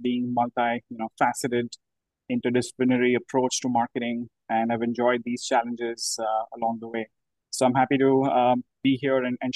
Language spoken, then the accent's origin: English; India; moved away; I'm from India originally